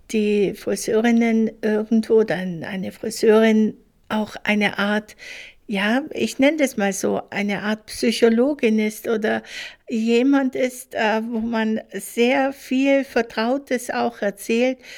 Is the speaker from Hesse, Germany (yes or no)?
no; Munich, Bavaria, Germany; ich komme aus München